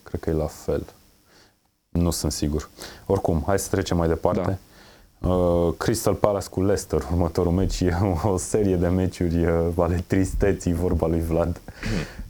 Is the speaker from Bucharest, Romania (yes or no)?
no; Brașov, Brașov County, Romania; Eu sunt din Brașov